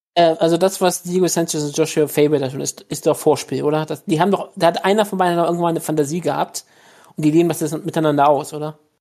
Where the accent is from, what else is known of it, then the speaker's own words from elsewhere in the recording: Germany; ich bin Deutscher